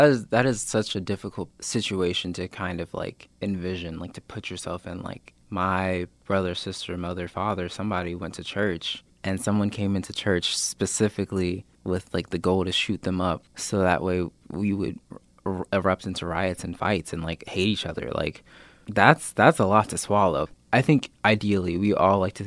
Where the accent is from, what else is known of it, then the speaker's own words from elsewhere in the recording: Fort Worth, Texas, United States; now in Springfield, United States; I'm from Fort Worth, Texas